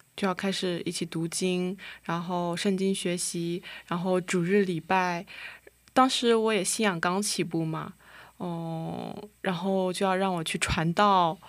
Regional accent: Huzhou, Zhejiang, China; moved away as an adult; now in South Korea; 我来自中国浙江湖州，然后现在也是来韩国的第，呃，第五年了

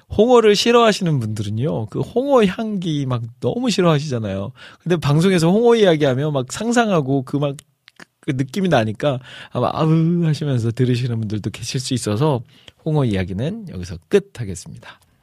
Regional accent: Iksan, North Jeolla, South Korea; accent: Chungcheong-Jeolla mixed dialect; now in Seoul, South Korea; 또 제가 또 전라북도 익산 출신으로서

